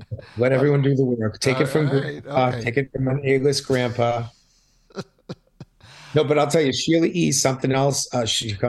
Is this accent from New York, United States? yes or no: no; Boston, Massachusetts, United States; now in Miami, United States; growing up in New England, in Boston, we had a radio station called Kiss 108